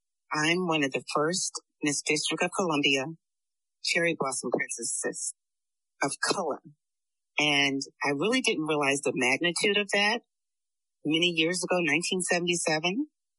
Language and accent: English; Frankfurt, Hesse, Germany; also born or lived in Italy; Well, I'm an Army brat. I like to get that out the way first. I grew up in Germany, Frankfurt, Darmstadt.